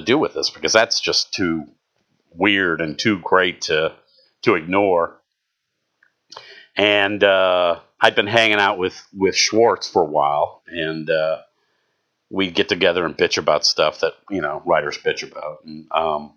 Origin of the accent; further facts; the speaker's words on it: St. Louis, Missouri, United States; moved away as an adult; now in Southern Illinois, United States; I'm from St. Louis